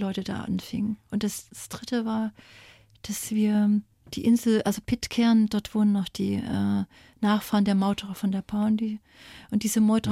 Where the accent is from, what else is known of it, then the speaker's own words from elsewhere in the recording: East Germany, Germany; moved away as an adult; Als kleines Mädchen in der DDR